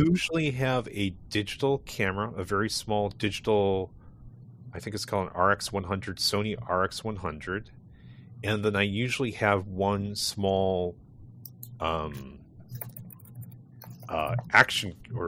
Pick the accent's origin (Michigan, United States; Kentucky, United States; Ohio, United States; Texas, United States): Ohio, United States; now in California, United States; Born in Ohio, grew up in Ohio